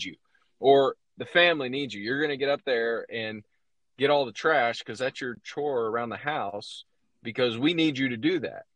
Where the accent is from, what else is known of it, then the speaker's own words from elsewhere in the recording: Indianapolis, Indiana, United States; I was a Pacers fan growing up in Indianapolis